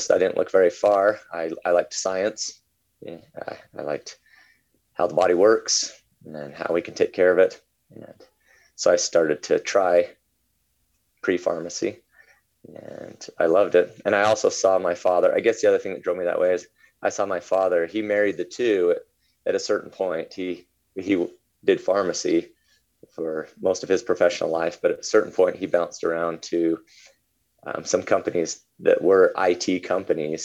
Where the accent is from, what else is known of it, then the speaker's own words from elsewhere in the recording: Utah, United States; moved away as an adult; I was born and raised in Utah until I was about 20 years old